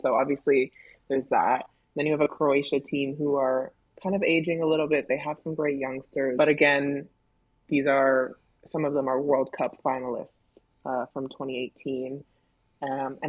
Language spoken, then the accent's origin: English; Canada; I'm Canadian